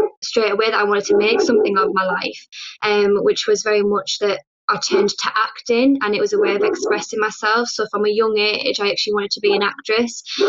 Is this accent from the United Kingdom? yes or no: yes; Teesside, North East England, United Kingdom; early life in Teesside was kind of like any kind of usual kind of working class family